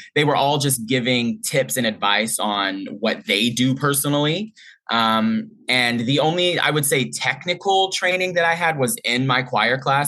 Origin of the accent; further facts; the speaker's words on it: Boyce, Louisiana, United States; moved away; I grew up in Boise, Louisiana.